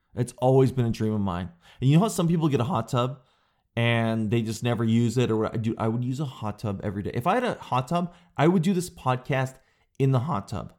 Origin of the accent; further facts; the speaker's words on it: Canada; I'm a Canadian guy